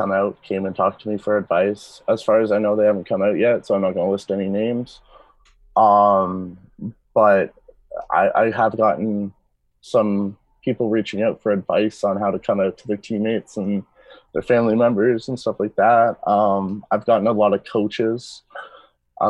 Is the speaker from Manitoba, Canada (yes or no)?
no; Peterborough, Ontario, Canada; I grew up in Peterborough, so I grew up not too far away from Toronto